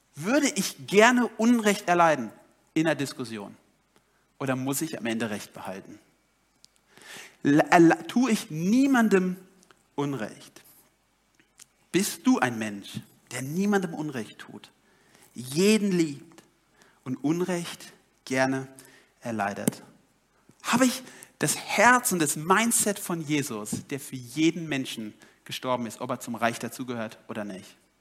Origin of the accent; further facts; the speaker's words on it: Germany; ich als Deutscher